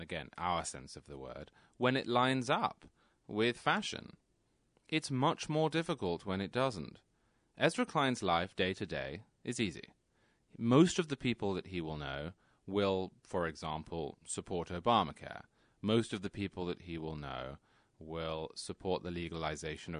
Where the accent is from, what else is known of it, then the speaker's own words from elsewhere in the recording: England, United Kingdom; moved away as an adult; also born or lived in New York City; now in Connecticut, United States; I grew up in England. I was there until I was 26. I then moved to New York City. I work in New York City, and I live in Connecticut.